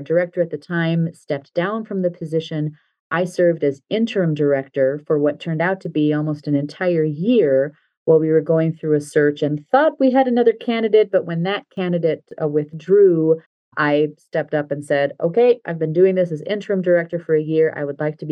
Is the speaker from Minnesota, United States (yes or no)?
yes; Minneapolis, Minnesota, United States; also born or lived in Delaware; my hometown of Minneapolis